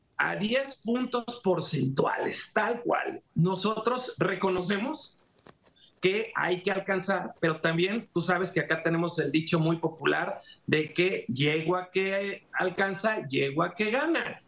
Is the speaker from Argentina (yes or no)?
no; Mexico; soy mexicano